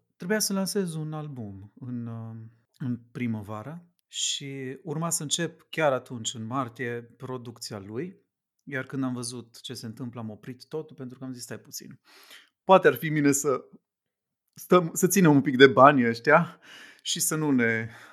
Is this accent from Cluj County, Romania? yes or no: no; Sibiu, Sibiu County, Romania; moved away as an adult; now in Bucharest, Romania; Sunt din Sibiu